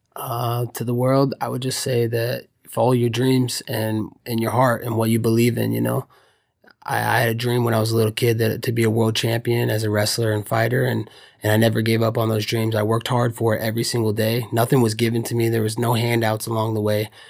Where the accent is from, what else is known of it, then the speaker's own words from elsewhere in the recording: Oregon, United States; I grew up in Oregon